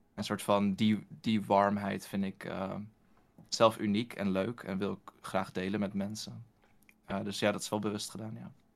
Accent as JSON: {"language": "Dutch", "region": "Utrecht", "country": "Netherlands", "said": "ik kom ook uit Utrecht."}